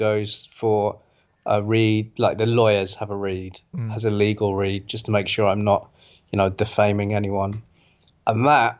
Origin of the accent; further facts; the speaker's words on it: Australia; sometimes I'm English, for God's sake. I'm an Anglo-Australian, so I mean, we're the kings of swearing, so it's pretty hard to rein it in sometimes.